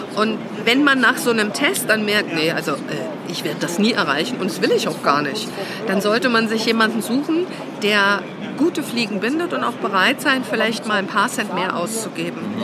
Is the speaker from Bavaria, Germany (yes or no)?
no; Saxony-Anhalt, Germany; moved away; also born or lived in Thuringia; aus der Gegend, wo ich herkomme, ich bin Anhaltinerin